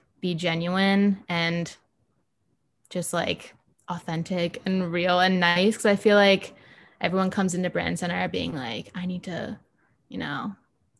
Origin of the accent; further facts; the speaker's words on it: Virginia Beach, Virginia, United States; moved away as an adult; also born or lived in Charlottesville; now in Richmond, United States; I'm from Virginia Beach. I was born and raised there.